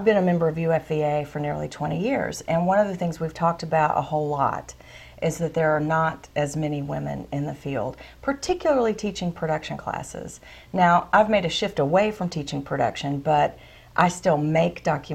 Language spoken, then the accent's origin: English; the South, United States; growing up in the South